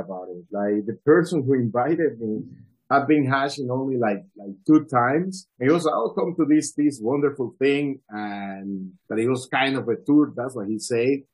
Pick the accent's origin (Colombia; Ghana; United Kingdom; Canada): Colombia; also born or lived in Medellin / Delhi; I am originally from Colombia